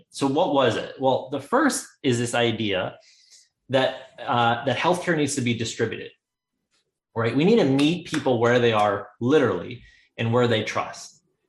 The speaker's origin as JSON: {"language": "English", "country": "India", "said": "because of the fact that we come from India and we eat an Indian vegetarian diet."}